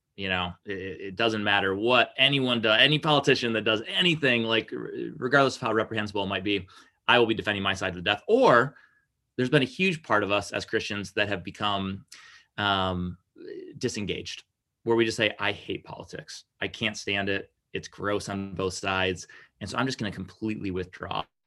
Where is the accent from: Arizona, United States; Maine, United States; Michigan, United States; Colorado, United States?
Michigan, United States; Lansing; also born or lived in Okemos, Michigan; I was born and raised in the Greater Lansing area